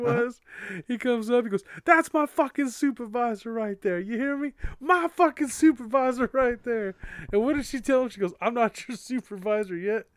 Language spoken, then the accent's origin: English; California, United States; We're from California